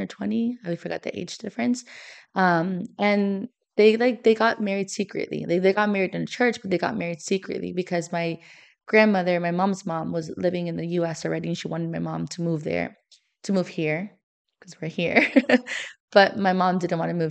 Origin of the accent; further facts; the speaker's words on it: Miami, Florida, United States; moved away as an adult; now in St. Louis, United States; I'm from Miami